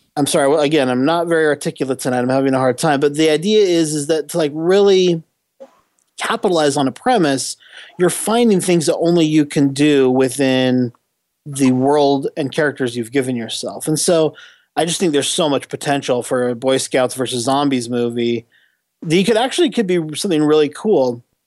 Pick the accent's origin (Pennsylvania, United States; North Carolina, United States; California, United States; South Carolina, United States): California, United States; San Diego; I grew up in San Diego for a, uh-huh. a big portion of my childhood